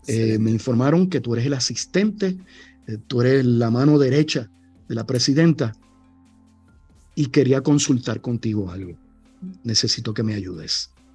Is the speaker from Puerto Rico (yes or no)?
yes; Cataño, Puerto Rico; mi pueblo, allá en Cataño